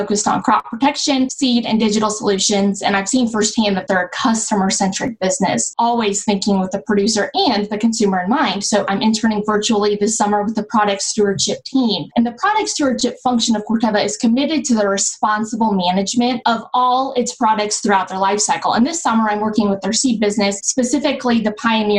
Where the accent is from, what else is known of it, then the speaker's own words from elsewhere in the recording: Zionsville, Indiana, United States; I grew up in Zionsville, Indiana, so it's a suburb located northwest of Indianapolis